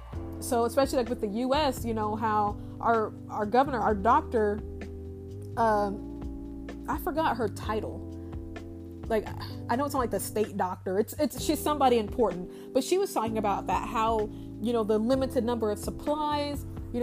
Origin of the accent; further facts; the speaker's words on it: United States; as an American